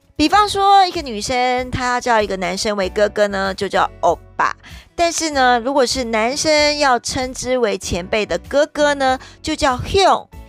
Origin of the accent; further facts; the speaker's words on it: Taiwan; 我们台人